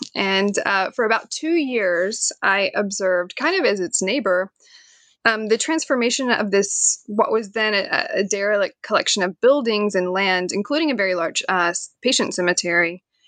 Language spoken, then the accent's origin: English; Knoxville, Tennessee, United States; moved away as an adult; now in Staunton, United States; I am from Knoxville, Tennessee